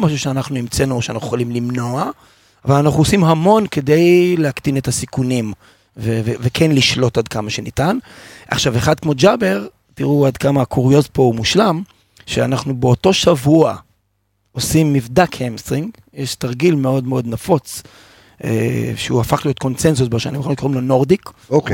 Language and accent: Hebrew; Haifa, Haifa District, Israel; שגדלתי בתור ילד חיפאי אוהד מכבי חיפה